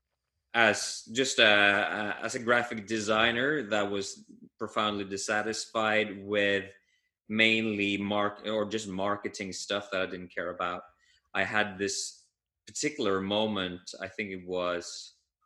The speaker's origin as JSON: {"language": "English", "country": "Norway", "said": "I'm from Norway, and this part of the world, Scandinavia, the Nordics, or even Northern"}